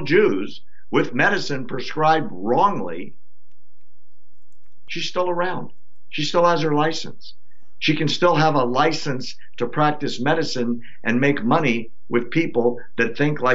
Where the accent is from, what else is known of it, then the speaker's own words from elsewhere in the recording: United States; as an American